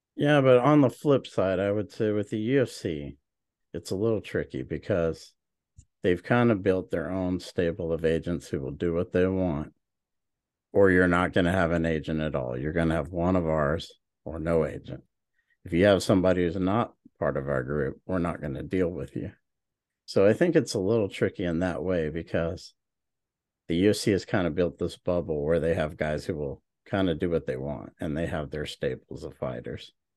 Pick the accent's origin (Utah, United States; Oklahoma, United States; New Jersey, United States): Oklahoma, United States; also born or lived in Hawaii; I'm from Oklahoma